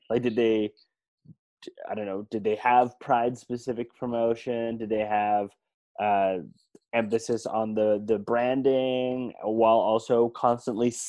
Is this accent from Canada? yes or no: yes; Canada; I'm from Canada, so